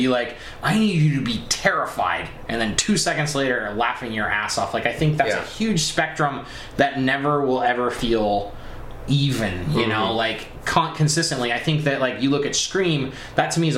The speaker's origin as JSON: {"language": "English", "region": "Colorado near Aspen", "country": "United States", "tie": "born or raised there", "said": "I grew up in Colorado near Aspen"}